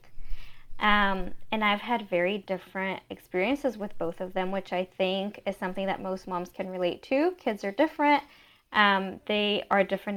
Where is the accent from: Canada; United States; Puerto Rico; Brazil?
Brazil; moved away; I was born and raised in Brazil